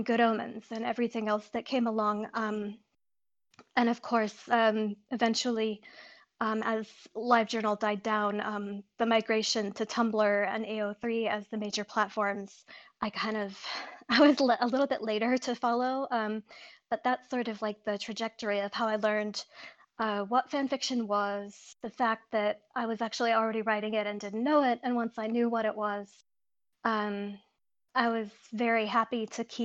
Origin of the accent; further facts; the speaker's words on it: Pennsylvania, United States; I was growing up on the East Coast in Pennsylvania